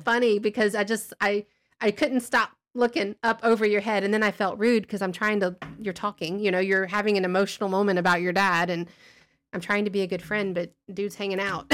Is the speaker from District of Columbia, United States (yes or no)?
no; Alabama, United States; We're from Alabama